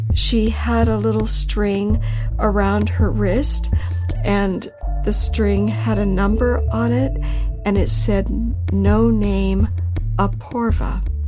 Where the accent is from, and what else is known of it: United States